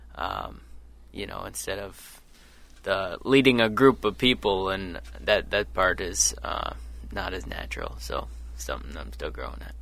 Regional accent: Sioux Falls, South Dakota, United States; moved away as an adult; now in Eau Claire, United States; I'm from Sioux Falls, South Dakota

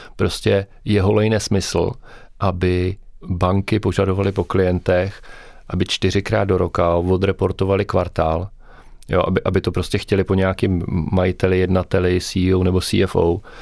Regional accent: Brno, South Moravian Region, Czechia; Já jsem tak jako Brňák srdcář

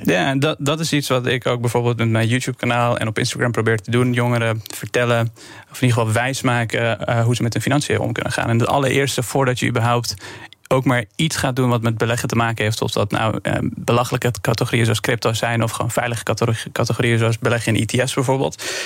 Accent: Afghanistan; now in Netherlands; Ik kom zelf uit Afghanistan, 2002 naar Nederland gekomen

